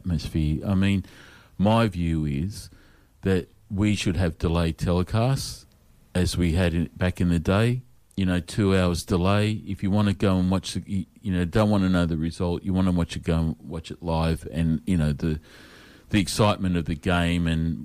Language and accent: English; Australia